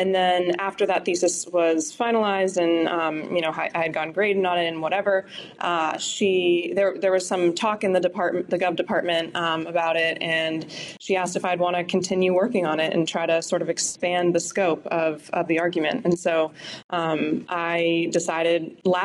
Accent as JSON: {"language": "English", "town": "Pittsburgh", "region": "Pennsylvania", "country": "United States", "said": "I come from Pittsburgh, where, you know, there's been a lot of union presence"}